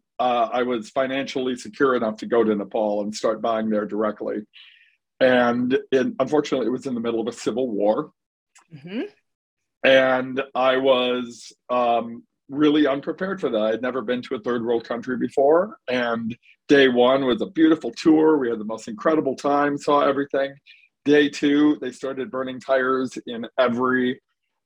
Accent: Dearborn, Michigan, United States; also born or lived in Florida; I was born and raised in Dearborn

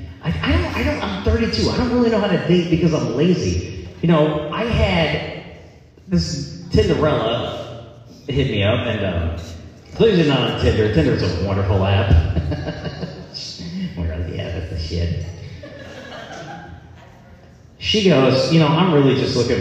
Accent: Central Iowa, United States; I'm from Center, Iowa

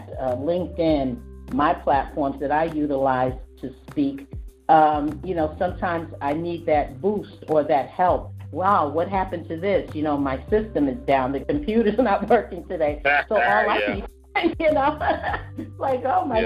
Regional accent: New York, United States; it's New York. I mean, that's just how it is. It's the way I was raised, my mom and everything

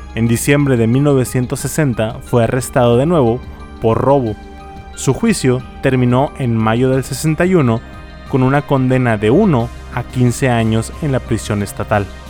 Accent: Monterrey, Nuevo León, Mexico; accent: regio; soy de Monterrey.

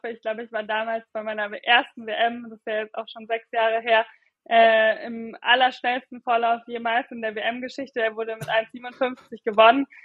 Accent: Munich, Bavaria, Germany; ich komme ja auch gebürtig aus München und bin halt jetzt sozusagen schon schon immer hier äh, am Trainieren

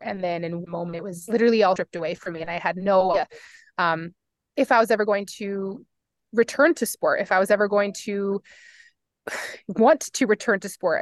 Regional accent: Fort Collins, Colorado, United States; now in Boulder, United States; I grew up in Fort Collins, Colorado

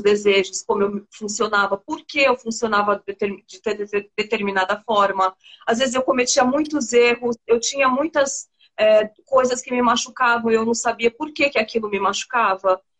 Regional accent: São Paulo, Brazil; moved away as an adult; now in Recife, Brazil; Eu sou paulista, mas hoje eu moro em Recife. Tem um ano e oito meses que eu moro em Recife. Mas eu, eu nasci, cresci, vivi até agora em São Paulo

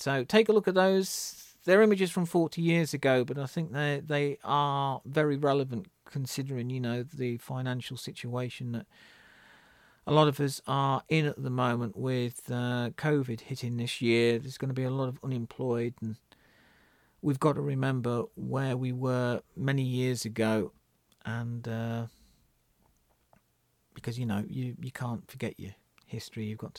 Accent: North East England, United Kingdom; I think they probably resonate with me because I was brought up in the Northeast. My grandparents used to live in Hartlepool, and Hartlepool in the 1980s was pretty much a lot like Glasgow.

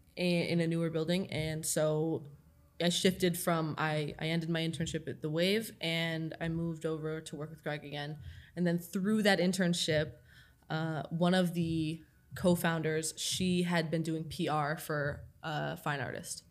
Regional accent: Toledo, Ohio, United States; moved away as an adult; also born or lived in Long Island; I grew up in Toledo

